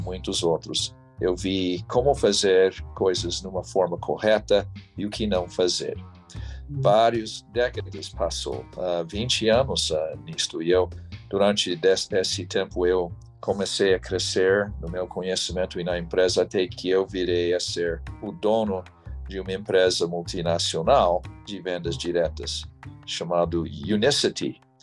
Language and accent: Portuguese; United States; Portuguese is a second language; also born or lived in São Paulo, Brazil / Portugal; Eu fui criado principalmente aqui, ah, nos Estados Unidos